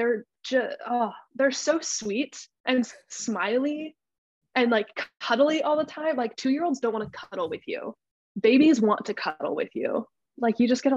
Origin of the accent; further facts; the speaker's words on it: Boise, Idaho, United States; moved away as an adult; also born or lived in Nampa, Idaho; I'm originally from Boise, Idaho. Went to college at Northwest Nazarene University in Nampa, which is about 30 minutes away from my hometown